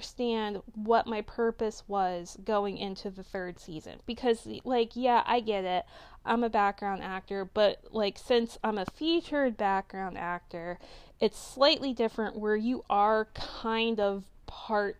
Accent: Delaware, United States; I'm from Delaware.

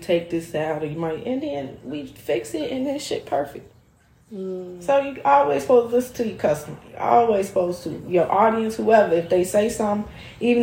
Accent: Chicago, Illinois, United States; I've been in Chicago. I was born right there

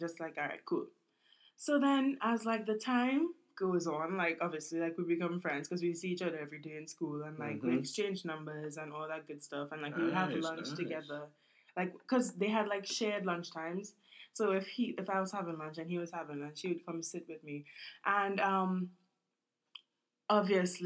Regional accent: Trinidad & Tobago; now in Brooklyn, United States; I'm from Trinidad

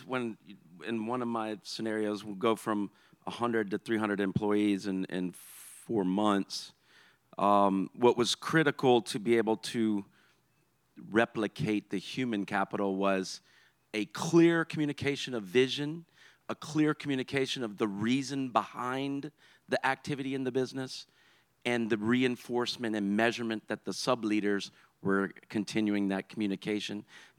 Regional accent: Baton Rouge, Louisiana, United States; now in New Orleans, United States; I'm originally from Baton Rouge. Been in New Orleans since 2001.

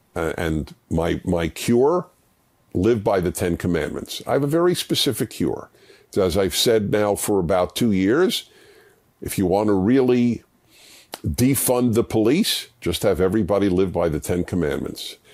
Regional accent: United States; how blessed I was being an American

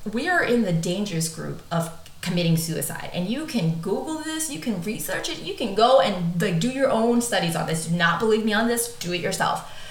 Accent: United States; I'm American

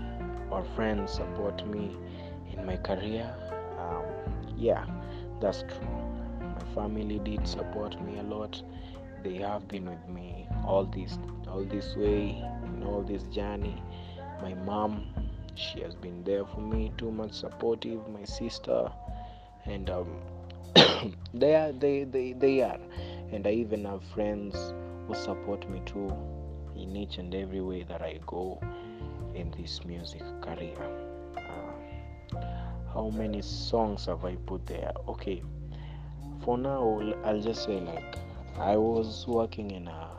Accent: Western, Kenya; also born or lived in Kibera, Nairobi; now in Nairobi, Kenya; I'm from Western, that's my hometown. Yeah, Western, but in Nairobi, I'm based at Kibera.

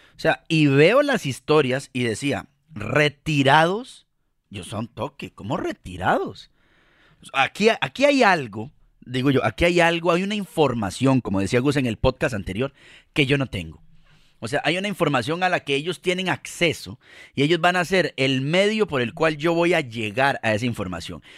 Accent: Costa Rica; como decimos eh, en Costa Rica, les decimos carajillos a los niños

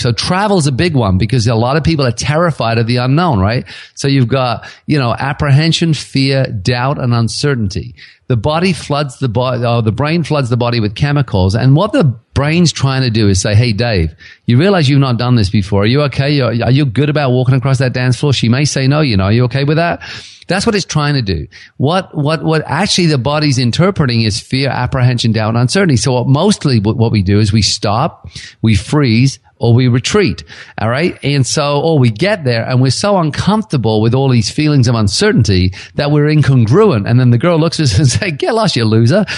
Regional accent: England, United Kingdom; now in Kelowna, Canada; I was from England originally. I now live in Canada. I'm a Canadian citizen

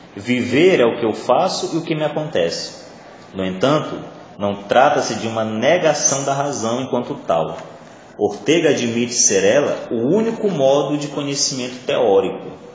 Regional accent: Maranhão, Brazil; first language Portuguese; Eu não escolhi nascer maranhense, eu não escolhi nascer falando português, eu não escolhi nascer no Brasil, né? já que eu sou maranhense

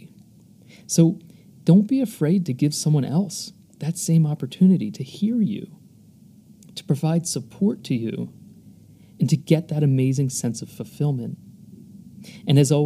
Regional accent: United States; moved away as an adult; when I was growing up in the United States.

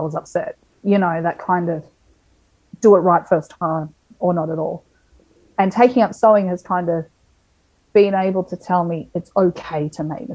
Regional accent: Melbourne, Victoria, Australia; moved away as an adult; also born or lived in Townsville; we're originally from Melbourne

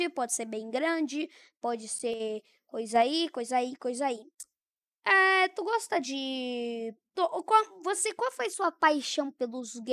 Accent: Tomazina, Paraná, Brazil; Nasci em Tomazina.

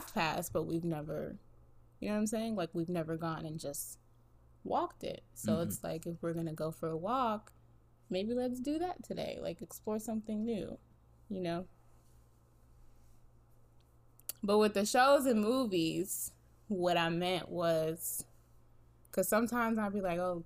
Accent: East Coast, United States; moved away; I grew up on the East Coast.

